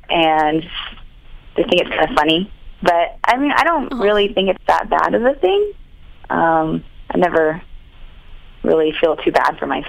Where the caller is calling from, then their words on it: California, United States; I'm in California.